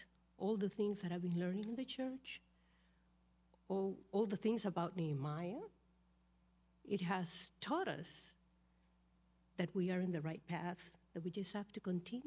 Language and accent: English; Honduras; moved away as an adult; now in Longview; I come from Honduras. I've been living here since April